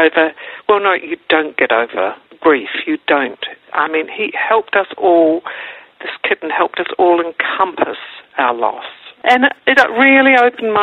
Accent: New Zealand; now in Melbourne, Australia; I'm a New Zealander by birth, and we live in Melbourne, Australia

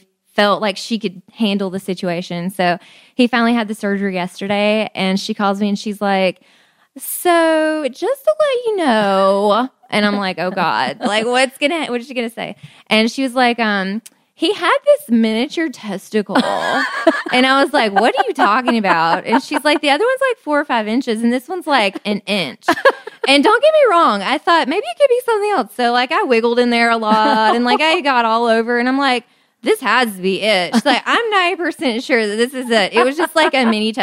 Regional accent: Alabama, United States; I grew up in Alabama.

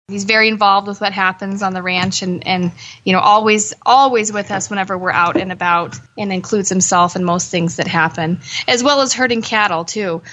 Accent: Boise, Idaho, United States; moved away; I'm from Boise, Idaho, from the big city

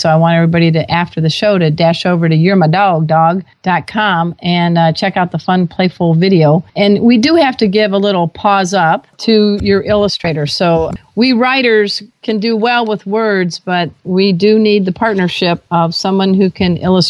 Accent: Chicago, Illinois, United States; I came from the Chicago area, so tell us a little bit about what that expression means.

